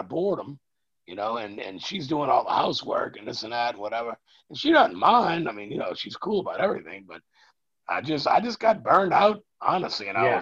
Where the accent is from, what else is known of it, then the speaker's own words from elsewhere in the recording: Louisiana, United States; I live about 3 blocks from where I grew up. And if I go 1 block up to the highway, which is just, it's a highway, but it's nothing too busy or too big. If I go up 1 block from there, I'm 1 block from the Mississippi River and the levee